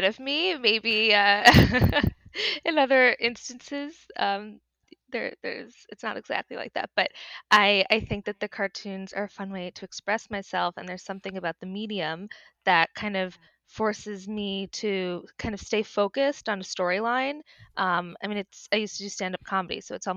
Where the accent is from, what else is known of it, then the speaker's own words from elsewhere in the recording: Westchester, New York, United States; now in New York City, United States; I grew up in Westchester